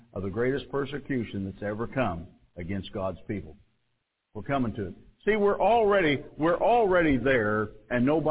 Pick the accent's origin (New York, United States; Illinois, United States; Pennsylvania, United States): Illinois, United States; Mount Carmel; I come from Mount Carmel